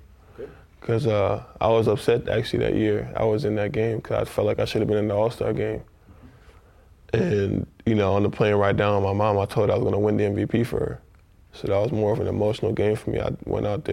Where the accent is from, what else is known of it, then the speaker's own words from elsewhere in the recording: New York, United States; moved away as an adult; now in Detroit, United States; I'm a kid from New York